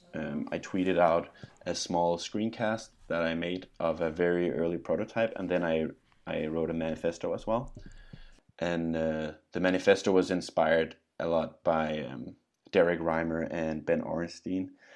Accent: Denmark; now in Scotland, United Kingdom; I'm from Denmark, but I live in Scotland

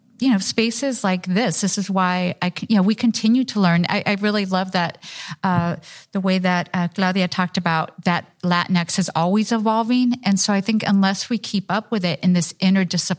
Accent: Los Angeles, California, United States; I grew up in a multi-ethnic, multi-racial area, Echo Park

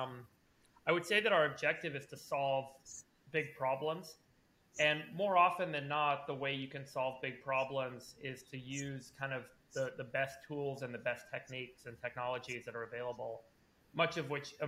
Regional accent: Los Angeles, California, United States; also born or lived in South Africa / Berkeley, California; I moved to LA when I was a kid. I was 6 years old. My parents immigrated to try and make it in Hollywood. They're documentary filmmakers. So I grew up mostly

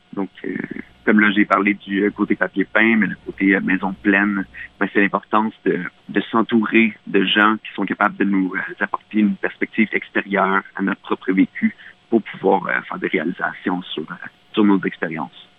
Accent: Mauricie, Quebec, Canada; dans mon patelin en Mauricie, au Québec

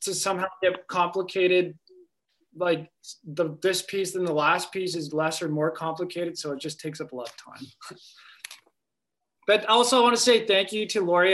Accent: Brantford, Ontario, Canada; also born or lived in Sioux Lookout, Ontario; now in Lac La Ronge, Canada; I was born in Sioux Lookout, Ontario. Uh, I was raised in Brantford, Ontario. Um, right now, I'm living in Lac Roche, northern Manitoba.

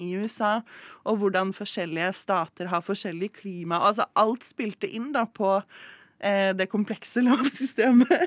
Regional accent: Moss, Østfold, Norway; Moss, der jeg vokste opp

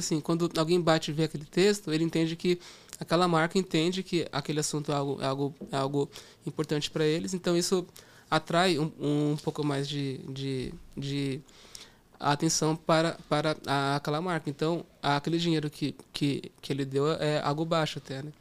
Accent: Campo Limpo Paulista, São Paulo, Brazil; also born or lived in Portugal; Eu cresci no interior de São Paulo, em uma cidade chamada Campo Limpo Paulista

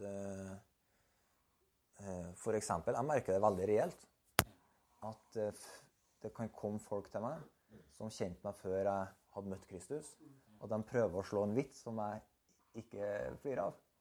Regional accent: Berkåk, Trøndelag, Norway; Jeg er født på landet, i fjellbygda Eller vokste opp på fjellbygda Berkåk. Jeg er trønder og har en trøndersk identitet.

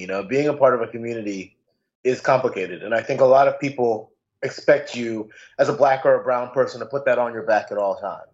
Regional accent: United States; also born or lived in New York / Maryland; me growing up in two places, from growing up in New York, but also growing up in Maryland

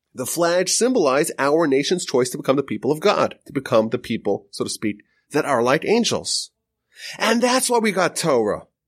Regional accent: United States

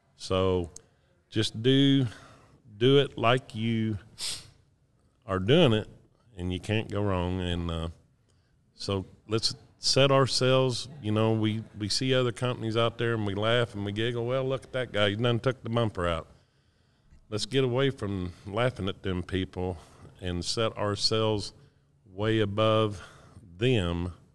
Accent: Decatur, Texas, United States; I'm from Decatur, Texas

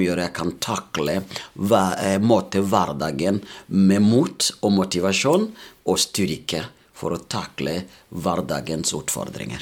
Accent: Burundi; Norwegian is a second language; moved away as an adult; now in Molde, Norway; Jeg kommer opprinnelig fra Burundi

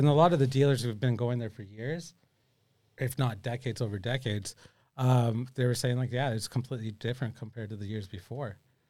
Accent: Canada; moved away; I'm originally from Canada.

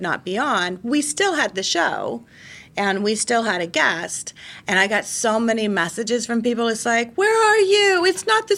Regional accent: Denver, Colorado, United States; I grew up in Denver with the Broncos.

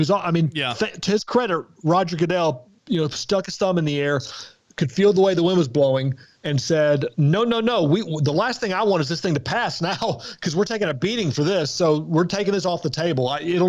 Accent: Mississippi, United States; I grew up in Mississippi, and so to be told that I say anything correctly is really, really, it's a mind-blowing.

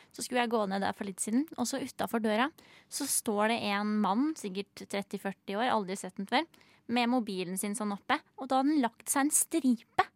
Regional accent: Hønefoss, Buskerud, Norway; moved away; der jeg kom fra Hønefoss

